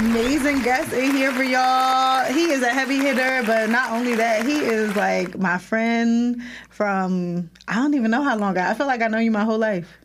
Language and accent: English; Irvington, New Jersey, United States; we grew up in Irvington